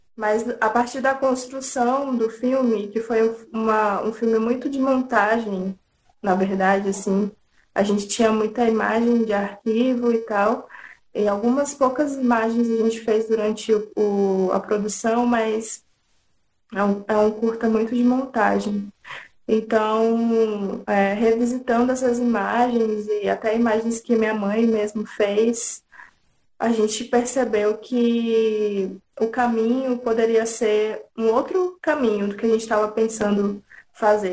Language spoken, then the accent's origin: Portuguese; interior of São Paulo, Brazil; moved away; also born or lived in Tocantins; Eu morava em interior de São Paulo, nasci em Tocantins, mas morava no interior de São Paulo